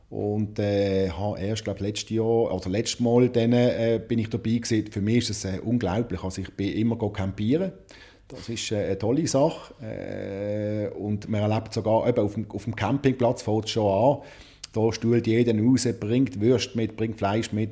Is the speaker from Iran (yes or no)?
no; Zurich, Switzerland; Also als Zürcher sicher, äh, wie du gesagt hast